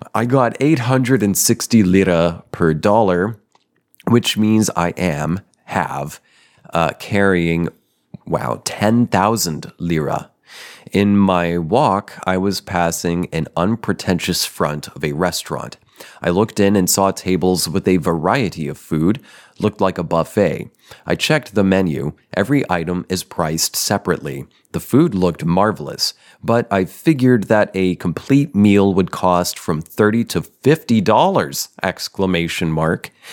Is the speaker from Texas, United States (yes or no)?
no; Denver, Colorado, United States; I was born in Denver. Well, you know, suburb.